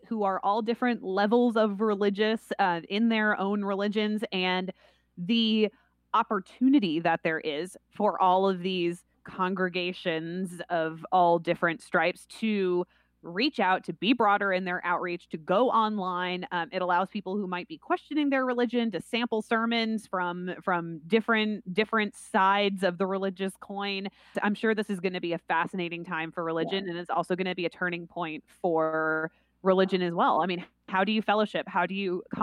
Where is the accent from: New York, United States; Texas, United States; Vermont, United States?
Vermont, United States; growing up in Vermont